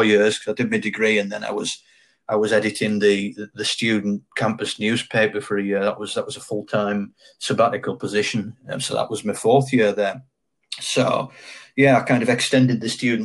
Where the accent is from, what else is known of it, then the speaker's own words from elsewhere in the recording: Hayton, North West England, United Kingdom; moved away as an adult; That's where I grew up. That's where I lived until I left for university when I was 18.